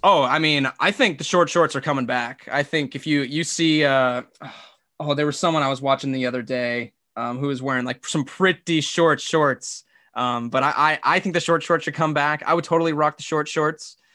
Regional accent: Phoenix, Arizona, United States; I grew up in Phoenix

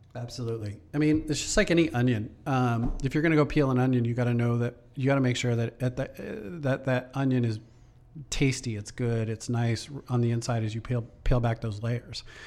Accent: Everett, Washington, United States; moved away; we're from Everett

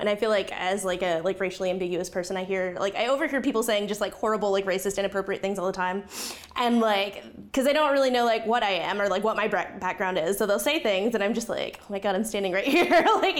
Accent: Yuma, Arizona, United States; I grew up in Yuma, Arizona, where everyone is white or everyone is Mexican. So I was just, like, this weird, like, other.

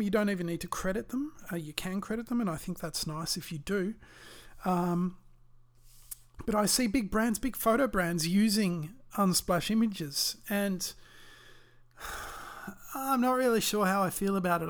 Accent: Australia; I'm Australian

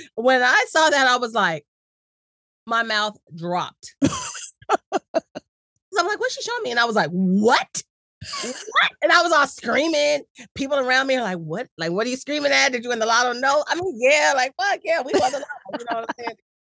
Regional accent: San Diego, California, United States; I'm from Cali, I'm from San Diego

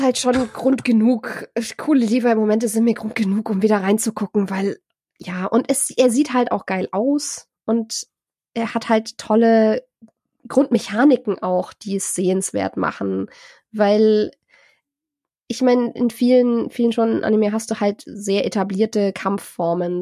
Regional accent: Germany; als Deutsche

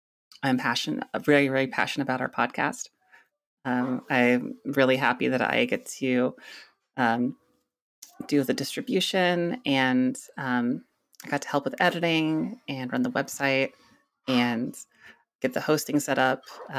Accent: Minnesota, United States; So I grew up mainly in Minnesota, and my parents, we were very suburban kind of culture there.

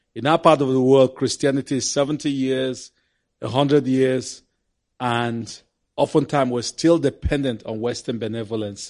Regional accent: Cameroon; We went back to our country of Cameroon

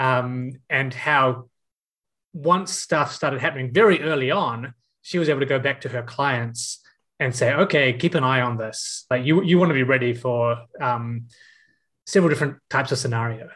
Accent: Auckland, New Zealand; how many of us in this space are from out west

